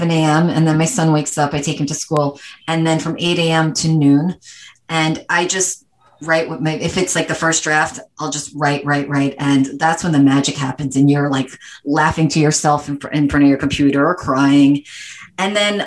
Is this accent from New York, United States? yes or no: yes; New York City, New York, United States; moved away as an adult; also born or lived in Long Island / California; I'm born and raised New Yorker. I grew up in Manhattan and then moved out to Long Island